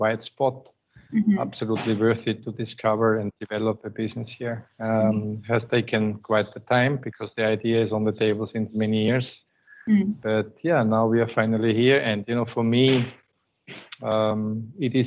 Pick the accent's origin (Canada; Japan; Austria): Austria; first language German; English is a second language; moved away as an adult; now in Manila, Philippines; Indicates already that I am a German-speaking person. I'm coming from Austria